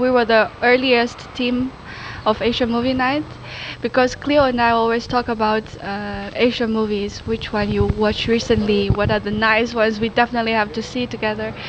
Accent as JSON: {"language": "English", "country": "China", "moved": "yes", "lives_now": "Netherlands", "said": "I'm from China"}